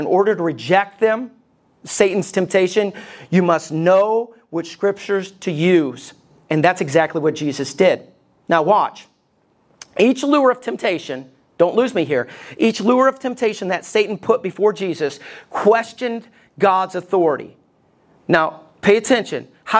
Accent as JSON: {"language": "English", "region": "Alabama", "country": "United States", "tie": "born or raised there", "said": "I grew up in Alabama. I just don't sound like it. But growing up in Alabama, we loved our guns."}